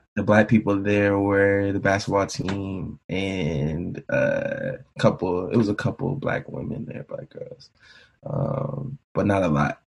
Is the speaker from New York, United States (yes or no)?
no; Bristol, Virginia, United States; also born or lived in Marion, Virginia; I grew up Bristol, Virginia, small town in Virginia.